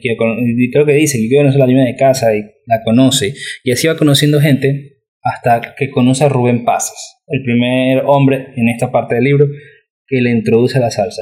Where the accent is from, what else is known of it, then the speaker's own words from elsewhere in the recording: Guayaquil, Guayas, Ecuador; moved away; also born or lived in Lima; los dos nacimos en Guayaquil